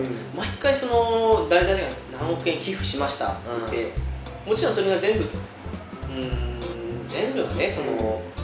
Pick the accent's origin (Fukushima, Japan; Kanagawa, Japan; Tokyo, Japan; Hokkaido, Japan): Hokkaido, Japan; 同じ道民として